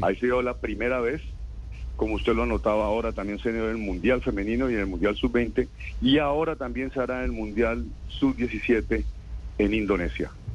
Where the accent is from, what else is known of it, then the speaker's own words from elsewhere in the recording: Colombia; como colombiano